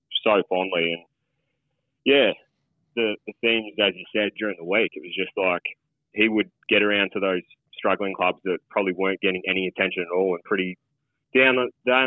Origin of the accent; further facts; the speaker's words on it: Traralgon, Victoria, Australia; now in Shepparton, Australia; I'm from Traralgon originally